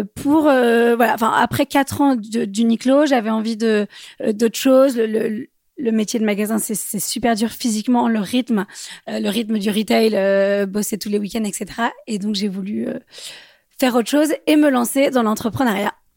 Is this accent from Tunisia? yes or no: no; Bordeaux, Nouvelle-Aquitaine, France; now in Paris, France; je viens de Bordeaux, euh, j'habite à Paris